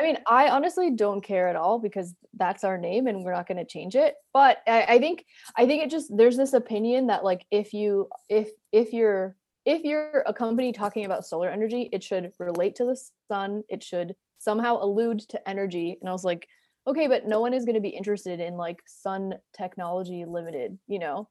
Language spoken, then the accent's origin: English; New Jersey, United States; moved away as an adult; also born or lived in Atlanta; now in Brooklyn, United States; I grew up in New Jersey. I live in Brooklyn now